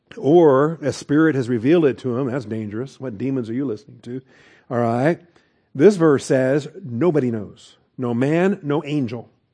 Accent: Seattle, Washington, United States; I'm a city boy. I grew up in Seattle, Washington

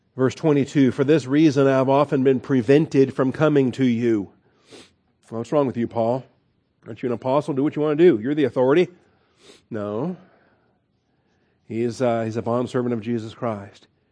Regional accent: Washington, United States; now in Texas, United States; I grew up in Washington

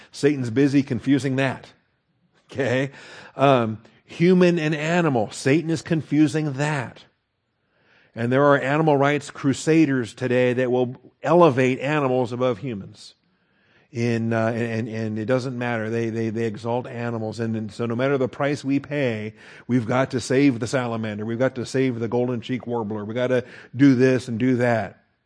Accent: Washington, United States; I grew up in Washington State, and, and we are a lumberjack state

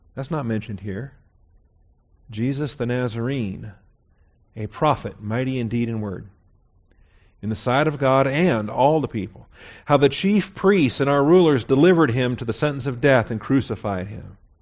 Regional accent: Seattle, Washington, United States; I was born and raised in Seattle, Washington.

